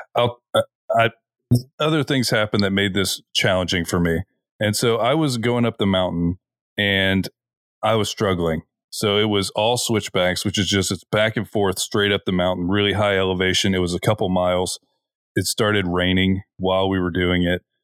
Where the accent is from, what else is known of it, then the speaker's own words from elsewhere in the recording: Florida, United States; we're from Florida. We are at sea level.